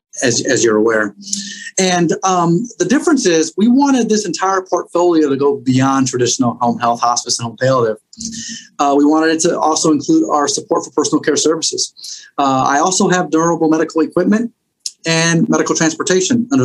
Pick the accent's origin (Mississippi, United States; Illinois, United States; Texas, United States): Illinois, United States; Chicago; what I grew up in Chicago